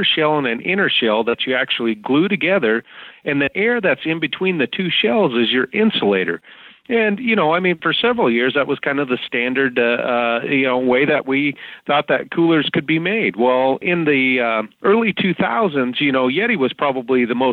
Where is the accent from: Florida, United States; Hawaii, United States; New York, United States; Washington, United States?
Washington, United States; Walla Walla; moved away as an adult; now in Idaho, United States; I grew up in Walla Walla, Washington, and my dad was a crab fisherman.